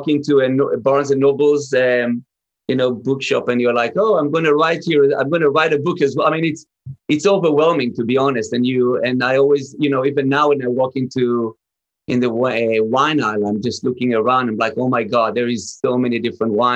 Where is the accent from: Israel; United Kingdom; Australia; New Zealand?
Israel; I grew up in Israel